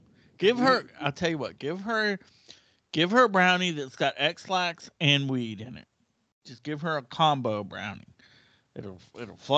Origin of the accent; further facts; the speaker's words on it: United States; I'm an American.